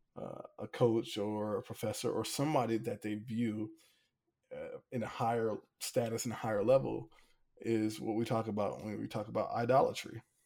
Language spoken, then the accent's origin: English; Hampton, Virginia, United States; I'm from Hampton